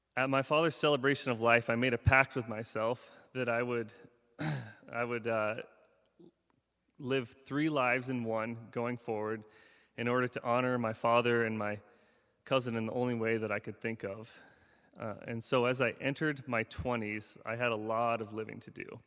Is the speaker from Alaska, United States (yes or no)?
yes; Seward, Alaska, United States; Growing up in Seward, Alaska